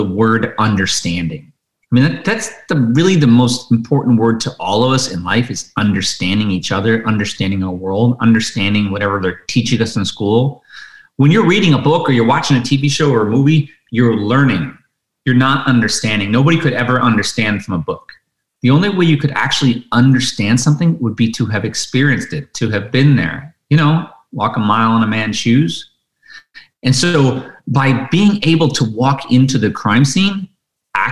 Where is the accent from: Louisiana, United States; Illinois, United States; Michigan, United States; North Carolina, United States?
Michigan, United States; Detroit; I grew up in Detroit in the 70s